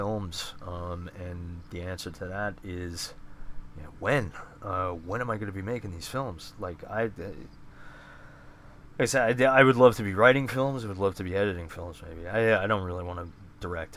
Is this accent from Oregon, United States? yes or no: no; Bethpage, New York, United States; I grew up in Bethpage